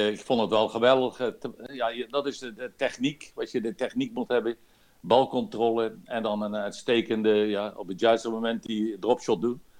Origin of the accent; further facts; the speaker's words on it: Netherlands; now in Belgium; Ik ben wel Nederlander, maar ik ben Belg geworden al, al hele tijd.